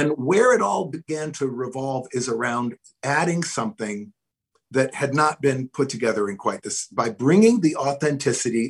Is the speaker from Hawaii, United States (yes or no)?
yes; Hawaiian Islands, United States; moved away; I grew up in the tropics. I grew up in the Hawaiian Islands.